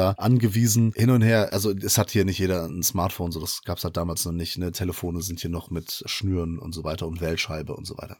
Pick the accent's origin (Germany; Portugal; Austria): Portugal; ich bin Portugiese